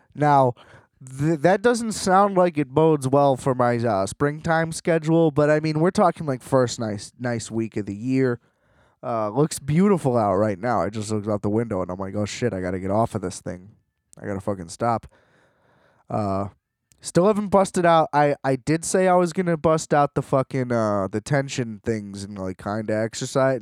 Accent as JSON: {"language": "English", "country": "United States", "said": "being American"}